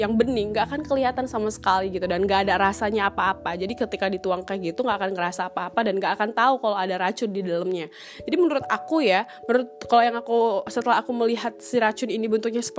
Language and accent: Indonesian; North Sumatra, Indonesia; aku orang Batak